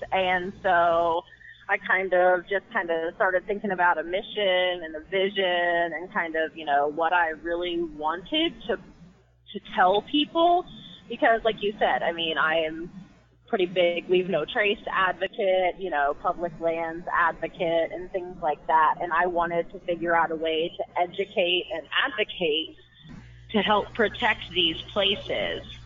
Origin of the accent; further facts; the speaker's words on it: Midwest, United States; I'm from the Midwest